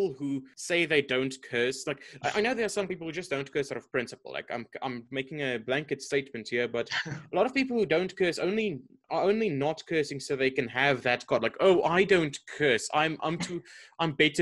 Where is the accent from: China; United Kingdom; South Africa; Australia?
South Africa; my family has been in South Africa since pretty much the country began